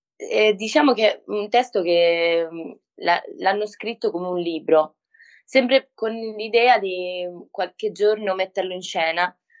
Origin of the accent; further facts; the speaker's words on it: Argentina; Italian is a second language; moved away as an adult; now in Rome, Italy; ero appena arrivata in Italia perché io sono argentina